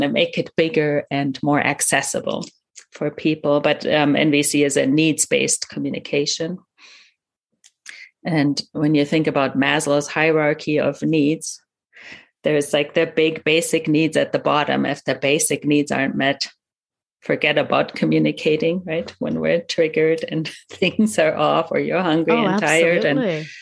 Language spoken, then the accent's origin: English; Germany; first language German; English is a second language; I'm a native German speaker as well, coming from Germany, growing up in Germany